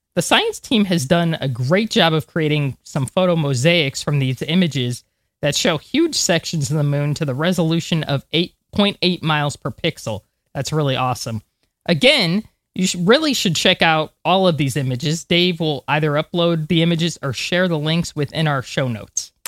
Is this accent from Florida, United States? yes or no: yes; Florida, United States; I'm from Florida.